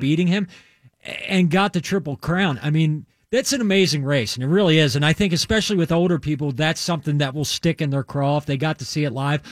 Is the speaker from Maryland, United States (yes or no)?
yes; Maryland, United States; I grew up in Maryland